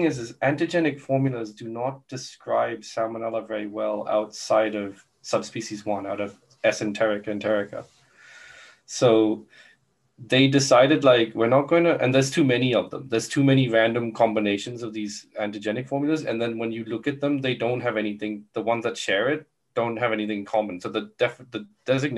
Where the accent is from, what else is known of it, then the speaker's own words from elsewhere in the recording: Brisbane, Queensland, Australia; there's one in Brisbane. So my hometown gets represented as well.